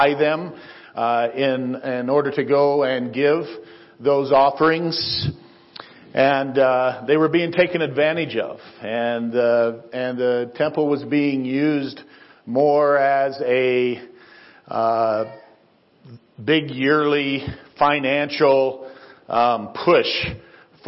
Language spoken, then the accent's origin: English; Northwest Ohio, United States; now in Windsor, United States; So we grew up in Northwest Ohio.